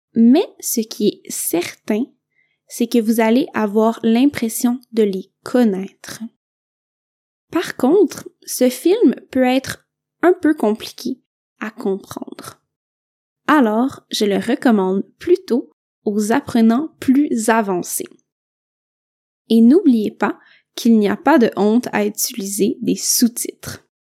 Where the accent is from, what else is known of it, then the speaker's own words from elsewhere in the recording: Quebec, Canada; je viens du Québec